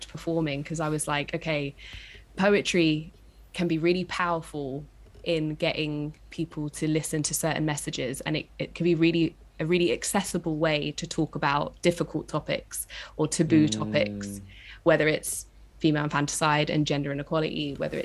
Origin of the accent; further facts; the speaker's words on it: London, United Kingdom; I'm from East London.